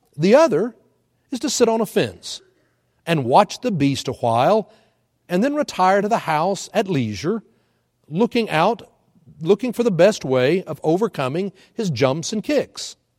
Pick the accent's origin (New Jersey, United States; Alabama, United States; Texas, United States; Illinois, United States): Texas, United States; Houston; now in Oklahoma, United States; I grew in Hu-, up in Houston